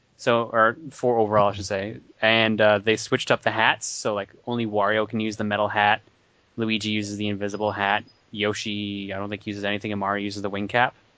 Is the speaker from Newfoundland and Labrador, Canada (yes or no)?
yes; Newfoundland and Labrador, Canada; I'm a newfie.